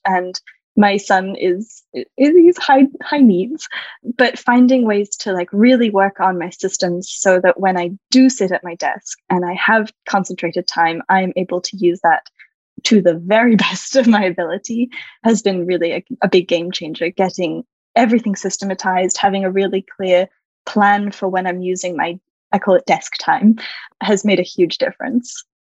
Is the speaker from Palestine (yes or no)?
no; Australia; moved away as an adult; also born or lived in California, United States; now in Paris, France; I'm Australian originally. I am now living in Paris, France. And I spent about a decade living in California